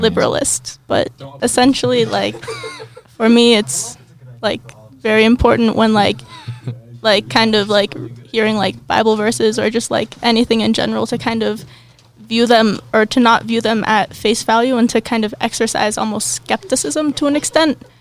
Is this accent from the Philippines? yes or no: no; Cincinnati, Ohio, United States; I'm from Cincinnati, Ohio.